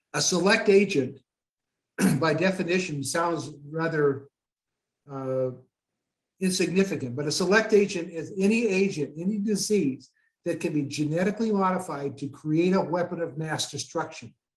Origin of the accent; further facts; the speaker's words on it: Goodland, Kansas, United States; now in Loveland, United States; I was born in Goodland, Kansas